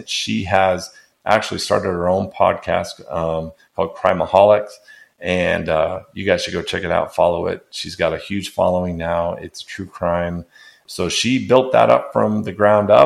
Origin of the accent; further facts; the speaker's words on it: Arizona, United States; moved away as an adult; now in Knoxville, United States; I'm from Arizona. We don't have these type of snakes out there.